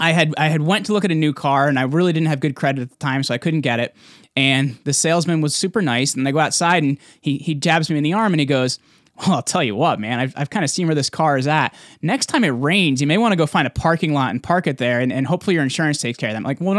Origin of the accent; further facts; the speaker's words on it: New Jersey, United States; I'm from Jersey, by the way, so I talk crazy fast.